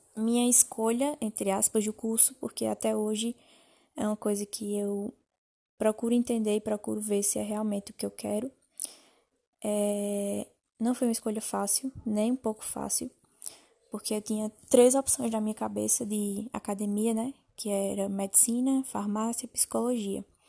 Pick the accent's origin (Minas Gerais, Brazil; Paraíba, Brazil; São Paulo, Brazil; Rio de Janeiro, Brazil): Paraíba, Brazil; Campina Grande; sou natural de Campina Grande, da Paraíba